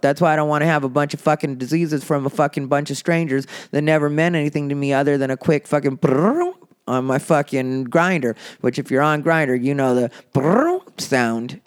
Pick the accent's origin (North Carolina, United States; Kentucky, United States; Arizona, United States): Arizona, United States; Casa Grande; growing up in Casa Grande, Arizona